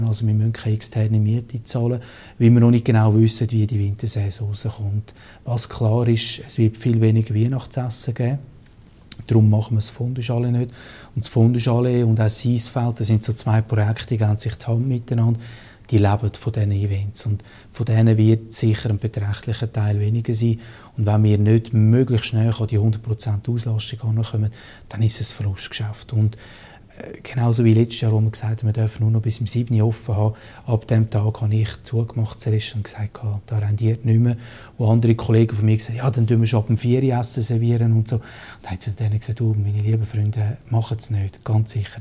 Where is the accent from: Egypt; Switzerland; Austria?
Switzerland; als Schweizer